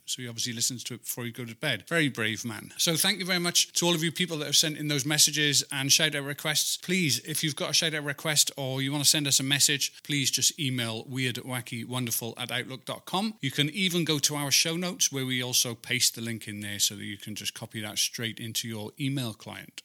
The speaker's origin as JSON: {"language": "English", "region": "Wales", "country": "United Kingdom", "said": "I'm actually from Wales"}